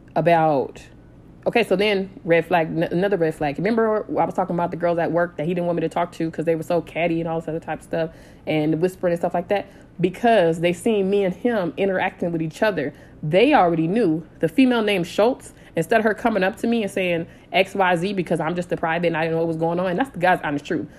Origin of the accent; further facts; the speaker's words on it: San Diego, California, United States; so I'm from San Diego